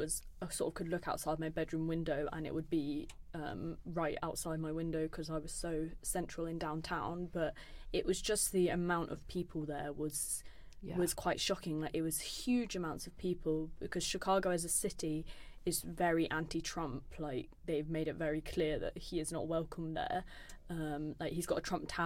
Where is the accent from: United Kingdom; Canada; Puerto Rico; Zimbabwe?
United Kingdom; us being British students there